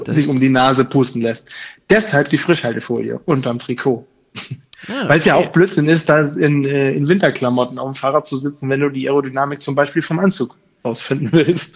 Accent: Hamburg, Germany; also born or lived in Koblenz; Ich bin in Hamburg geboren und äh, in der Gegend immer aufgewachsen

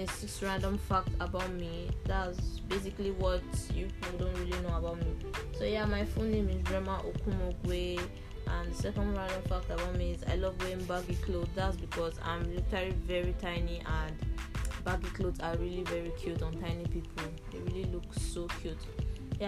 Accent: Nigeria; I'm from Nigeria

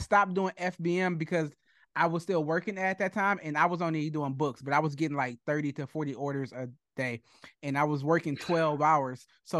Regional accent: Detroit, Michigan, United States; I'm from Detroit. I'm born and raised in Detroit.

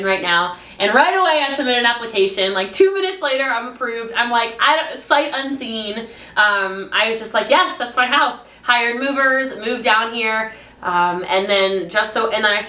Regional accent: Maryland, United States; moved away as an adult; now in Texas, United States; I'm from Maryland, a really small country town

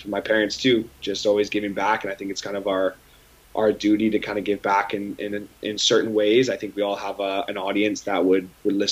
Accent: Aldergrove, British Columbia, Canada; moved away; my hometown of Aldergrove, but also in BC in general

